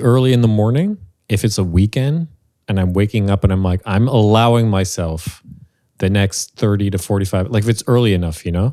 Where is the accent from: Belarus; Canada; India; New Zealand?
Canada; Montreal, Quebec; Born and raised in Montreal